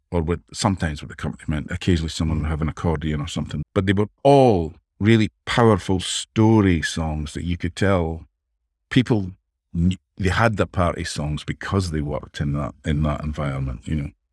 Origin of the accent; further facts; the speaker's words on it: Dundee, Scotland, United Kingdom; moved away as an adult; also born or lived in Los Angeles; I grew up in Dundee, Scotland, just where I am now